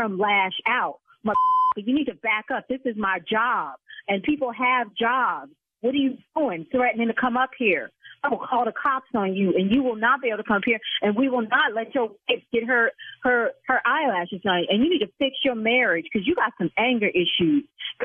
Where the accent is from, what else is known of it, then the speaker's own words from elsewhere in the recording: United States; Okay, Brian, I'm from the South Side, so mother...